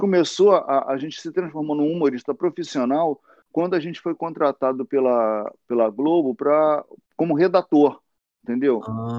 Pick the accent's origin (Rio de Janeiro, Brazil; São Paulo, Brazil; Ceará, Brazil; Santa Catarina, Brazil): Rio de Janeiro, Brazil; moved away as an adult; also born or lived in Santa Teresa / São Conrado / Leblon; eu sou da Vila da Penha